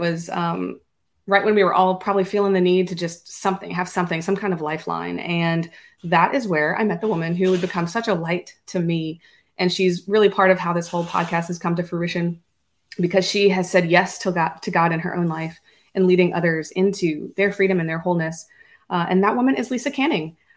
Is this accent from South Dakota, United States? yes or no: no; Louisiana, United States; also born or lived in Florida / Ohio; I was born and raised in Louisiana, stayed here most of my life